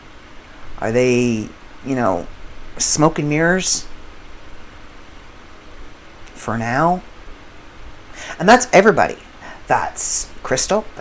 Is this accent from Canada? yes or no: yes; Canada; I do come from an English background, and I am Canadian